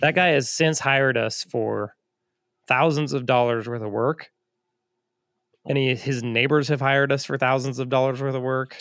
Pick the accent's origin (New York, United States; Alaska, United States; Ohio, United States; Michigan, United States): Alaska, United States; moved away; I was from Alaska